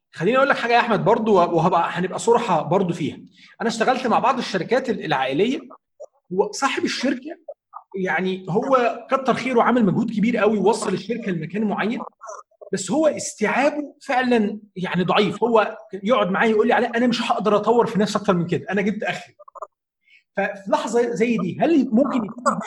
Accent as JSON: {"language": "Arabic", "country": "Egypt", "said": "عندنا في مصر"}